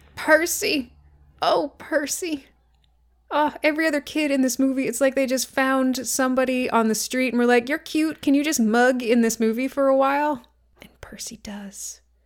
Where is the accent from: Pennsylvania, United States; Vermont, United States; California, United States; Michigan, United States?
Vermont, United States; growing up in Vermont